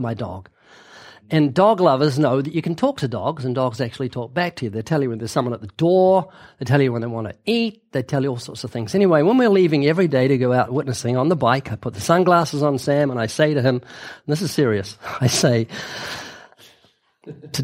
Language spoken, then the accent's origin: English; New Zealand; now in United States; I'm from New Zealand